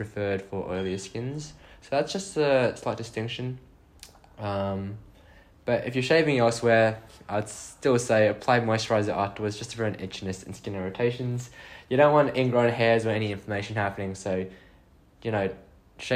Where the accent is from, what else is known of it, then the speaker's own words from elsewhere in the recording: Australia; now in Ireland; So I'm from Oz, in case you couldn't tell from my accent